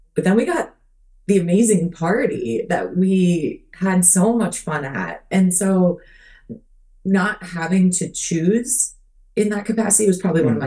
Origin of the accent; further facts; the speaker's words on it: Minnesota, United States; also born or lived in Phoenix Scottsdale area, Arizona; now in Arizona, United States; where I grew up in Minnesota